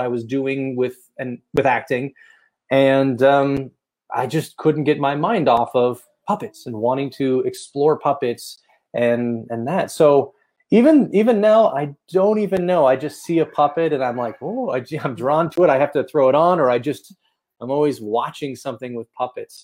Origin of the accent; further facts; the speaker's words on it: San Francisco, California, United States; moved away as an adult; also born or lived in Los Angeles, California; now in Las Vegas, United States; I'm originally from the San Francisco area of California